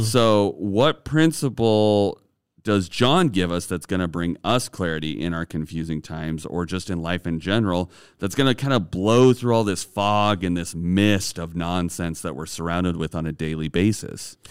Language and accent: English; Idaho, United States; moved away as an adult; also born or lived in southern Utah / Oregon; I grew up in Idaho. I had, uh, a conservative upbringing.